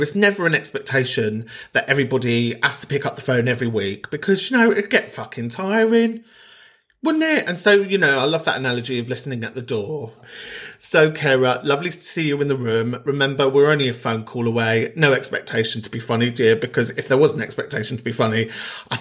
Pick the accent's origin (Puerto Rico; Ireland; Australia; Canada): Ireland; Donegal, Ulster; I'm from Donegal, the homeland, the motherland